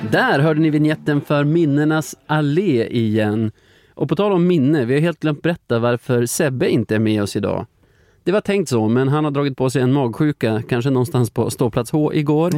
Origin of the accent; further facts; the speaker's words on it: Flurkmark, Västerbotten County, Sweden; moved away; jag kommer från Flurkmark